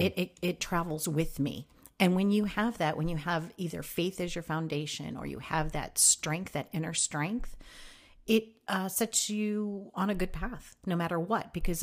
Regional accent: Midwest, United States; Well, I am the oldest of three kids, and growing up in the Midwest is interesting.

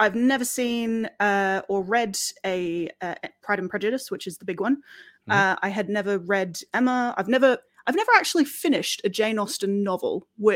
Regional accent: Australia; now in United Kingdom; as an Australian who has moved to Britain and, you know, considers herself pretty British as well

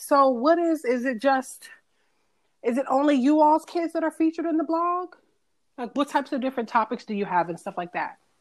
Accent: Atlanta, Georgia, United States; I'm from Atlanta

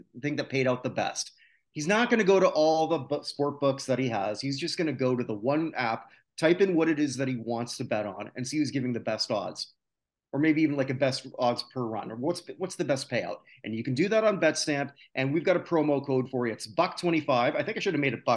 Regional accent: Canada; I'm a Canadian

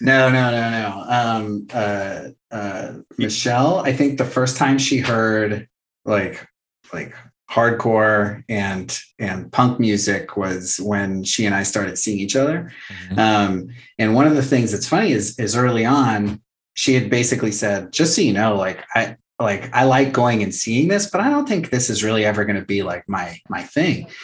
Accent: Fallbrook, California, United States; growing up as a punk kid in a small town

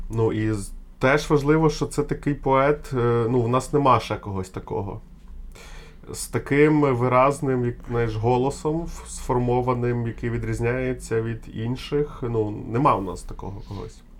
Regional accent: Ukraine; Я з України

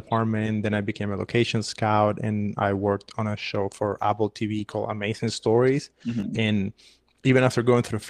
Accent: Havana, Cuba; moved away as an adult; now in United States; I was born and raised in Havana and I came to America in 2012

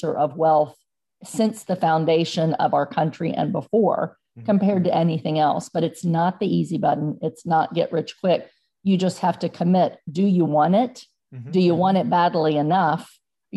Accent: United States; our great country, the United States of America

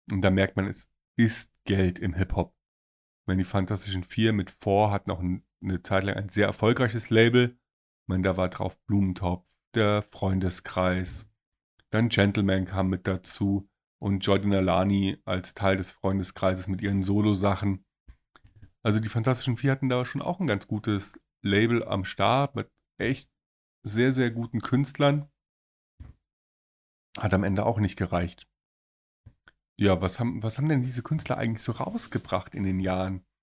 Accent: Munich, Bavaria, Germany; wir sind Münchner

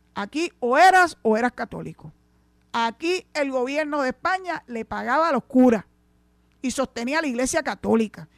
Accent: Puerto Rico

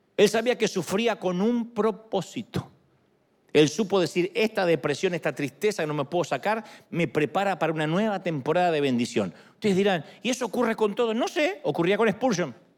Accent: Argentina; moved away; Yo soy argentino

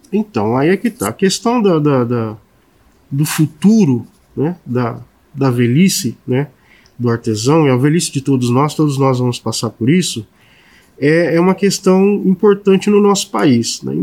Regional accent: São Paulo, Brazil; moved away; eu sou de São Paulo, eventualmente eu vou a São Paulo para visitar minha família

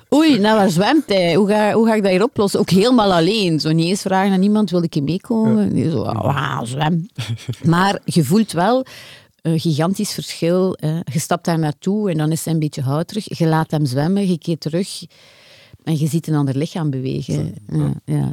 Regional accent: Deinze, Flanders, Belgium; now in Ghent, Belgium; ik woonde als kind in Deinze

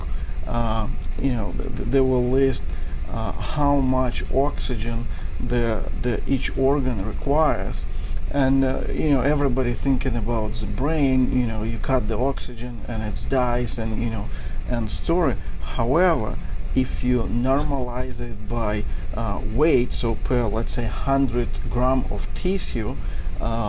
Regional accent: Belarus; moved away as an adult; also born or lived in New York; now in United States; I was born in Eastern Europe in Belarus

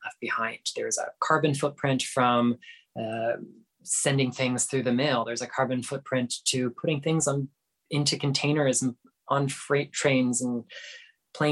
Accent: South Florida, United States; moved away as an adult; I grew up in South Florida, like right along the St. Lucie River

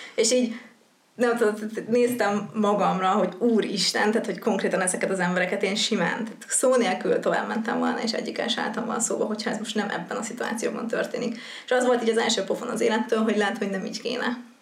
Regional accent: Hungary; also born or lived in Győr / Cape Town; now in Budapest, Hungary

